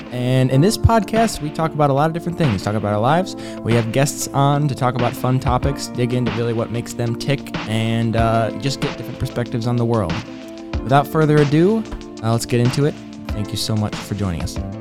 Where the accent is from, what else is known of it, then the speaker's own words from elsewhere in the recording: Clinton, Michigan, United States; I went back to Clinton, Michigan